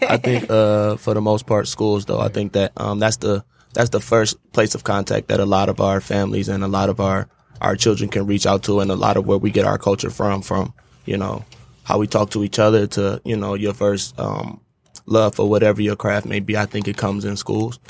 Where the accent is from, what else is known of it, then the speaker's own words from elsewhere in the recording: Detroit, Michigan, United States; I grew up on East Side